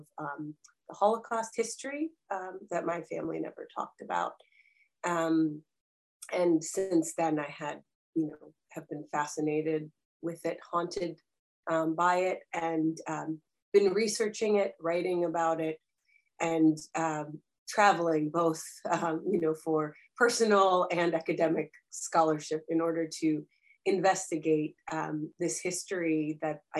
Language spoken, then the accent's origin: English; Rockville, Maryland, United States; also born or lived in Dnipro, Ukraine; I grew up in a DC metro area suburb of Rockville, Maryland